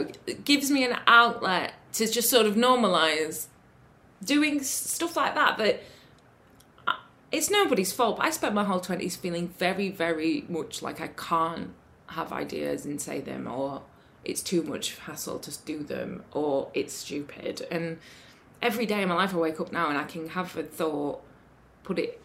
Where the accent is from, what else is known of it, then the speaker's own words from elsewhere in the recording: Sheffield, Yorkshire and the Humber, United Kingdom; I'm from Sheffield